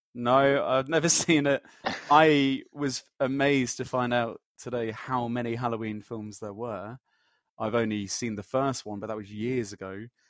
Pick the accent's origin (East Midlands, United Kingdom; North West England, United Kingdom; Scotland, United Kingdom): East Midlands, United Kingdom; Leicester; now in London, United Kingdom; I'm from Leicester. I'm also living in London